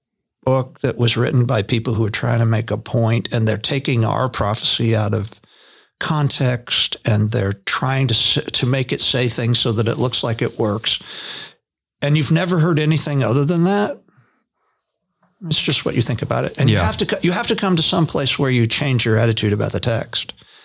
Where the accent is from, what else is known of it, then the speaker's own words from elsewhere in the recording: Hershey, Pennsylvania, United States; born there; You know, I was born in Hershey, Pennsylvania, but that doesn't have anything to do with anything.